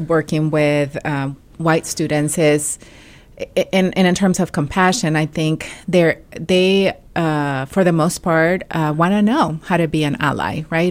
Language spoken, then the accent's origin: English; Mexico; English is a second language; moved away; I am an immigrant from Mexico, um, and also a non-native English speaker.